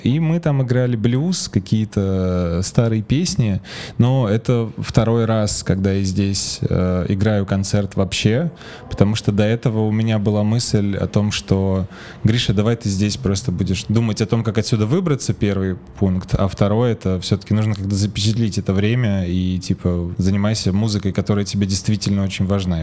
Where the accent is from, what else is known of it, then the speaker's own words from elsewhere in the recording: Saint Petersburg, Russia; moved away as an adult; now in Tbilisi, Georgia; я сам из, из Петербурга и прожил там большую часть жизни